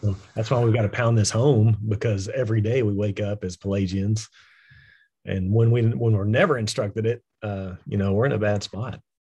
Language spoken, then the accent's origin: English; West Texas, United States; I actually am from West Texas, so this is, this is home